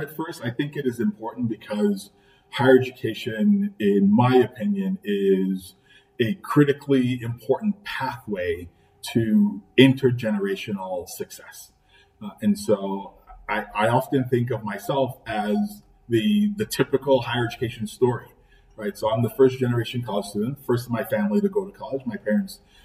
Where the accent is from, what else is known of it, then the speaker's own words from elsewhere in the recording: Trinidad & Tobago; moved away as an adult; now in Buffalo, United States; I'm an immigrant. I grew up in Trinidad and Tobago.